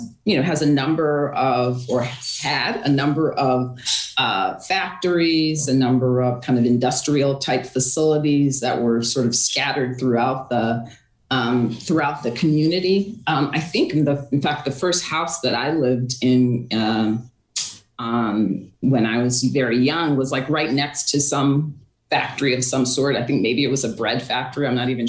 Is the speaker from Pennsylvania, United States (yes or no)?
no; Waterbury, Connecticut, United States; I actually grew up in the north end of Waterbury